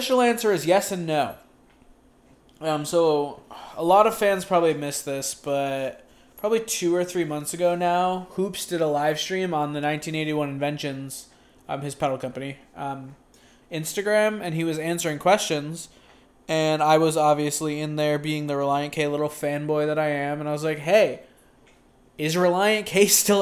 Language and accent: English; Buffalo, New York, United States; moved away as an adult; also born or lived in Pennsylvania; now in Indianapolis, United States; I'm from Buffalo. Oh, I'm living in Indy now